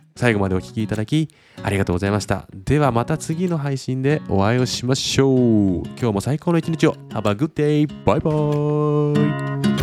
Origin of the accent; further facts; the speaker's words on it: Sapporo, Hokkaido, Japan; now in Kumamoto, Japan; 出身は北海道は札幌市なんですが、今、現在は熊本県熊本市に家族全員で住んでいます